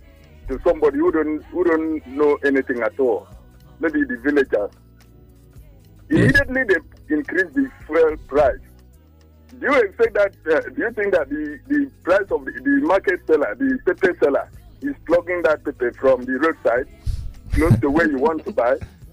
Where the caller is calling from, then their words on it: Apapa, Lagos, Nigeria; Good morning. … calling from Apapa.